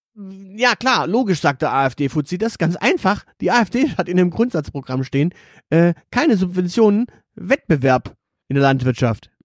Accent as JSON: {"language": "German", "town": "Stuttgart", "region": "Baden-Württemberg", "country": "Germany", "tie": "born or raised there", "said": "ich bin in einem Stadtteil aufgewachsen in Stuttgart"}